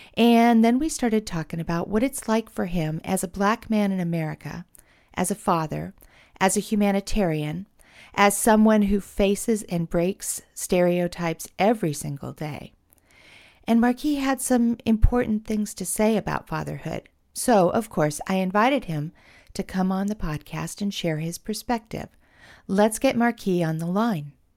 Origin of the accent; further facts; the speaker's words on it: West Coast, United States; I'm from the West Coast